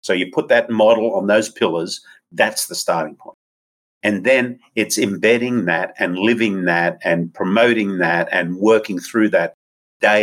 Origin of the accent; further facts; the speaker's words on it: Australia; moved away; my home country's indigenous people